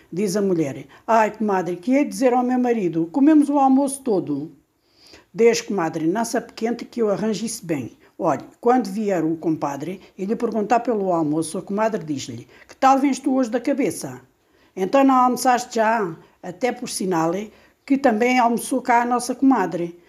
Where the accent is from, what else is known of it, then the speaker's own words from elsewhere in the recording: Alentejo, Portugal; tenho 61 anos e sou do Alentejo